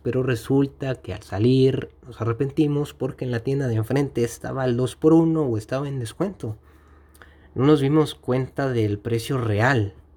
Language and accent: Spanish; Mexico; aquí en mi país, que es México